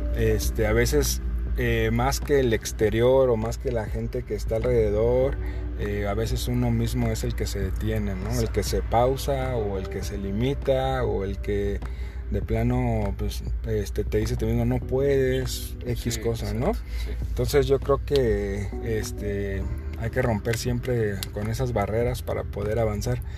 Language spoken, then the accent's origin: Spanish; Michoacán, Mexico; now in Querétaro, Mexico; yo soy de Michoacán